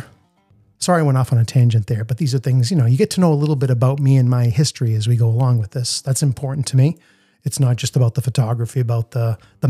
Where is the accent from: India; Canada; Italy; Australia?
Italy; now in Boston, United States; I grew up in Italy. I'm fluent in Italian